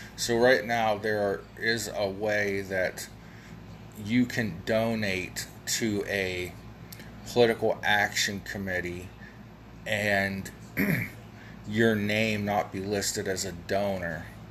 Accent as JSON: {"language": "English", "region": "Ohio", "country": "United States", "tie": "born or raised there", "also_born_or_lived": "Kent, Ohio / Ravenna, Ohio / Akron, Ohio", "said": "here in my hometown of 3,500 some odd people"}